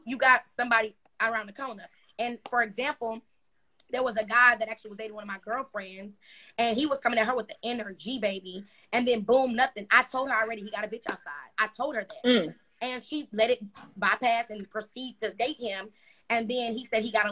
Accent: Houston, Texas, United States; I am from Houston, Texas

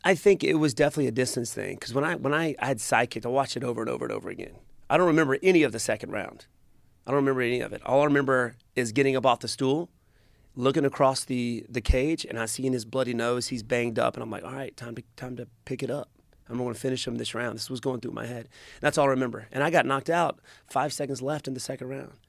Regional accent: Greenville, South Carolina, United States; in my hometown

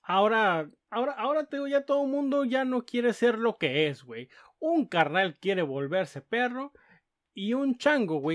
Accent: Mexico City, Mexico; No, yo soy chilango de la Ciudad de México, carnal.

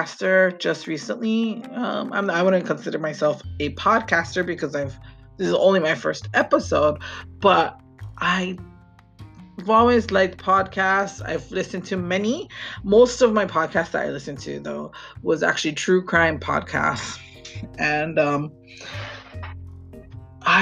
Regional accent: Hawaii, United States; also born or lived in Maui; I am from Hawaii, and I live on the island of Maui with my family

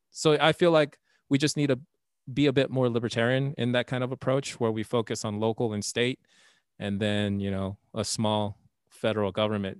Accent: Texas, United States; also born or lived in Nevada; now in Indiana, United States; I grew up in Texas

